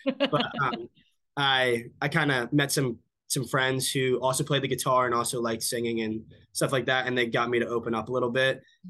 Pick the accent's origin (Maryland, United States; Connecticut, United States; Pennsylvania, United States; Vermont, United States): Pennsylvania, United States; also born or lived in California / Massachusetts; now in Texas, United States; So I was born in Los Angeles, but when I was like very young, I moved to Pennsylvania. Okay. And then grew up a little bit between Pennsylvania and Massachusetts.